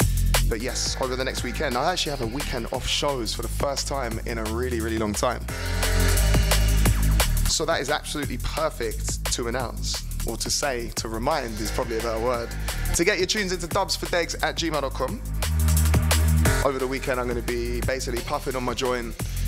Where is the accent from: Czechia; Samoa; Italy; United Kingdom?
United Kingdom; England; I'm English, man. I can't do anything.